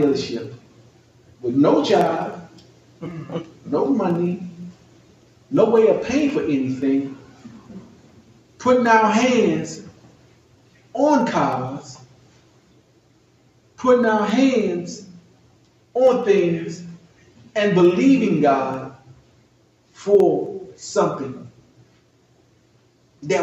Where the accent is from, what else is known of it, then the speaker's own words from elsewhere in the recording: Washington, District of Columbia, United States; I'm from Southeast Washington D.C.